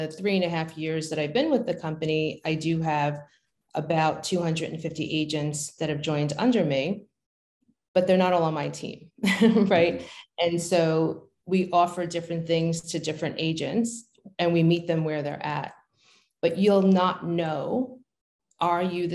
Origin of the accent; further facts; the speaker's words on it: New York City, New York, United States; moved away as an adult; also born or lived in New Jersey; now in Pennsylvania, United States; growing up in Brooklyn